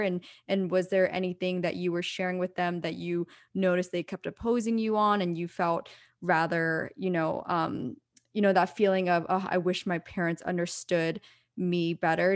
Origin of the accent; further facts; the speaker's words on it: East Coast, United States; now in California, United States; growing up on the East Coast